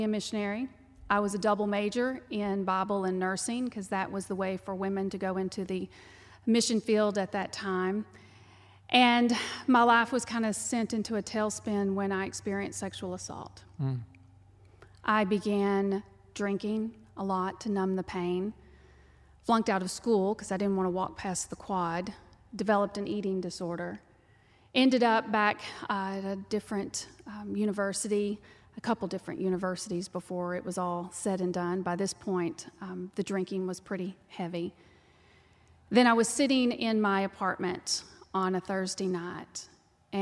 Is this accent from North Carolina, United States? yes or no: no; Texas, United States; accent: twang; you can tell by the twang that I'm from Texas. I was raised on a dirt ranch.